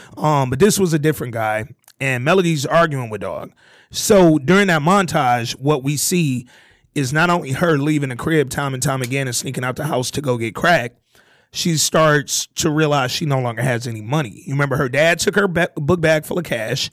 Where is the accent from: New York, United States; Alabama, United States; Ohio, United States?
Alabama, United States; Hooper City; I'm a nigga from, you know, a, a southern background. I come from Hooper City, Alabama